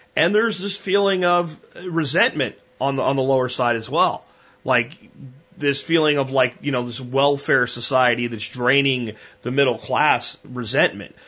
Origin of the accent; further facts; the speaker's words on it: United States; As an American